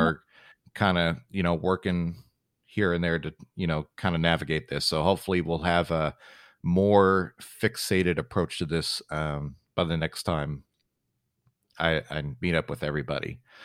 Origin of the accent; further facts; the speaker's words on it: San Antonio, Texas, United States; moved away; San Antonio is my hometown